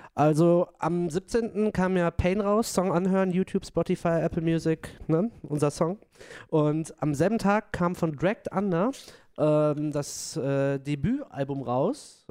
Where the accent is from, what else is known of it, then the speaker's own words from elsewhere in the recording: Dortmund, North Rhine-Westphalia, Germany; ich komme aus Dortmund, ich bin Dortmunder Pottjunge